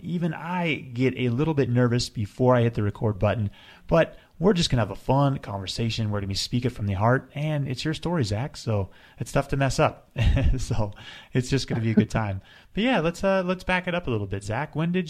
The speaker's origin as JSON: {"language": "English", "region": "Colorado", "country": "United States", "said": "I'm from Colorado. I moved to Colorado when I was 12. My parents still live there, right outside of Vail"}